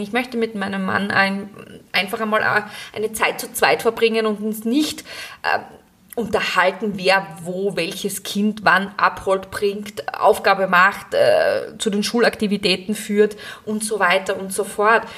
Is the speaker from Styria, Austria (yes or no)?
yes; Graz, Styria, Austria; moved away as an adult; now in Gleisdorf, Austria; Ich bin ja ursprünglich aus Graz